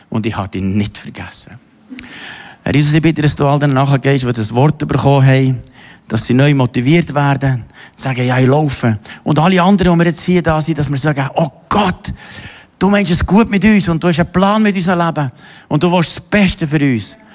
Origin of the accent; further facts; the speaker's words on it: Austria; Ich bin in Österreich im Katholischen aufgewachsen